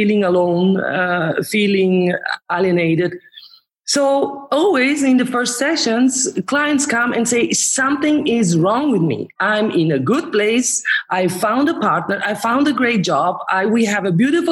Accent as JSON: {"language": "English", "area": "Romansh-speaking part of Switzerland", "region": "Graubünden", "country": "Switzerland", "also_born_or_lived": "Zurich", "moved": "as an adult", "said": "I am from the Romanish, Retro-Romanish part of Switzerland, now where I have brought my work. So I'm not anymore in the German part"}